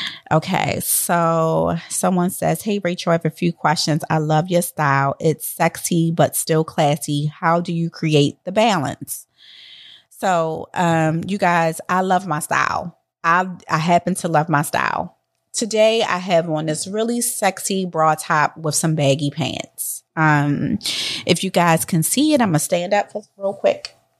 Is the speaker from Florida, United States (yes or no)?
yes; Miami, Florida, United States; from Miami